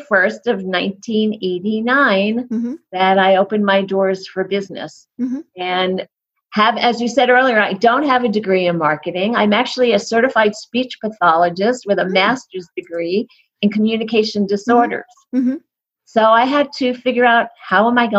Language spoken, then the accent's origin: English; New York, United States; now in Colorado, United States; I'm in Colorado, but I'm originally from New York